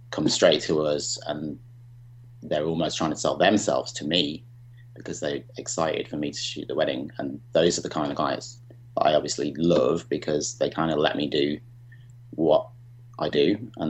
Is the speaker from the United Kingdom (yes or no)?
yes; Chester, North West England, United Kingdom; also born or lived in Birmingham; now in Montreal, Canada; I'm from Chester originally, but lived in Birmingham for 25 years.